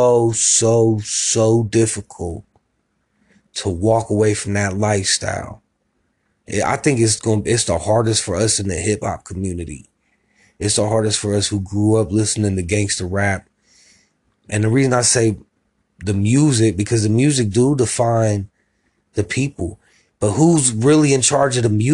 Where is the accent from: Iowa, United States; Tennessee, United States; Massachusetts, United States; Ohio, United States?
Ohio, United States; Columbus; also born or lived in Miami, Florida; I was raised in Columbus, Ohio